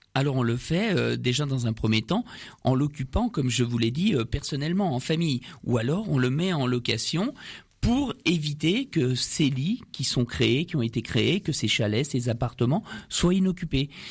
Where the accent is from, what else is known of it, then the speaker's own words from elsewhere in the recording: France; nous sommes français